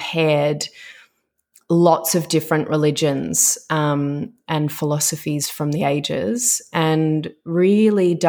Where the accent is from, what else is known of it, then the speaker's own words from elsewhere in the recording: Melbourne, Victoria, Australia; moved away as an adult; also born or lived in Dubai; I'm originally from Melbourne.